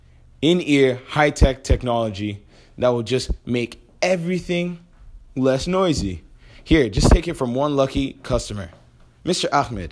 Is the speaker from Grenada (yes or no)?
no; DR Congo; You know, I'm from Congo, and we mine a specific mineral that is used in phones.